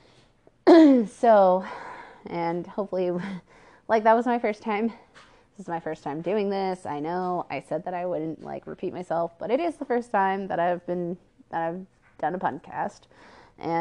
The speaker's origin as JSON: {"language": "English", "town": "Port Orchard", "region": "Washington", "country": "United States", "tie": "born or raised there", "moved": "yes", "said": "I'm originally from Port Orchard, Kitsap County, Washington. So, born and raised, South Kitsap alumni"}